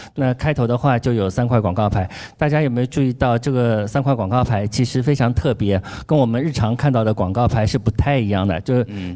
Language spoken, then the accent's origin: Chinese; Shanghai, China; 我们上海人说花菜鸡的地方